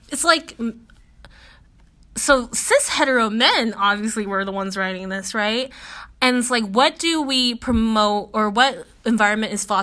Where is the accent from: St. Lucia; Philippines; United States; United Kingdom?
Philippines; I was like, Oh my God, okay, yeah, I'm Filipino.